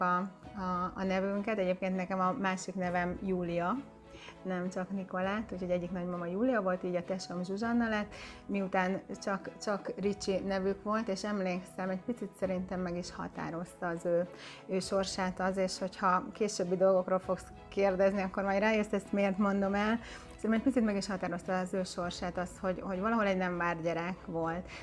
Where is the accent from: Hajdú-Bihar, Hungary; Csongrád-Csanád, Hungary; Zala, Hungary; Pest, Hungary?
Pest, Hungary; Zebegény; also born or lived in Budapest; Én Budapesten születtem, de nagyon pici baba voltam, amikor kiköltöztünk Zebegénybe, a Dunakanyarba